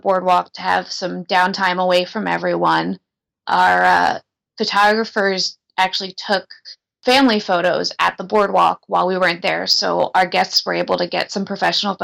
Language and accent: English; Philadelphia, Pennsylvania, United States; my family, since we're from the Philadelphia area